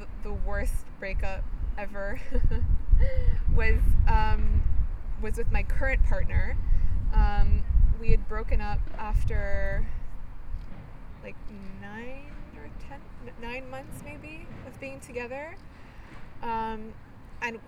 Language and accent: English; Bulgaria; I'm from Bulgaria.